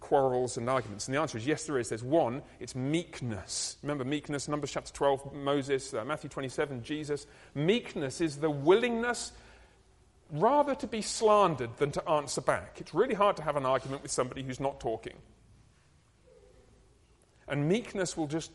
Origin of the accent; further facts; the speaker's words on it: United Kingdom; I'm British